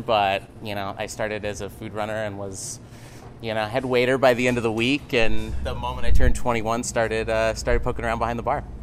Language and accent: English; Grants Pass, Oregon, United States; now in Portland, United States; originally, I'm from Grants Pass, Oregon, small town just about four hours south of here.